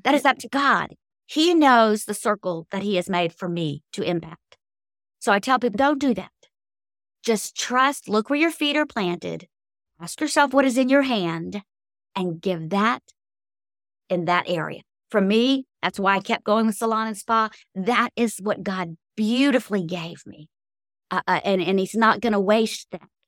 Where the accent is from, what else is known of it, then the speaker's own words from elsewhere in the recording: Cajun, Louisiana, United States; I am a Cajun, so I grew up drinking coffee, strong coffee, since I was knee-high to a bullfrog